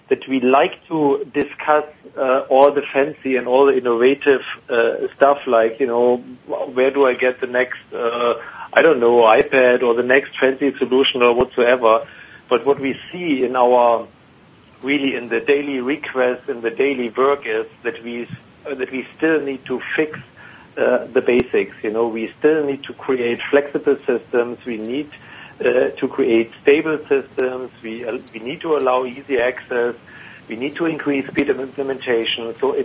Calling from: Frankfurt, Hesse, Germany; Actually, I'm in Frankfurt in Germany right now.

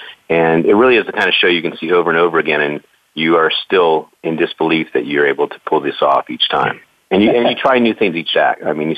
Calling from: Washington, District of Columbia, United States; We're calling from Washington, D.C. area

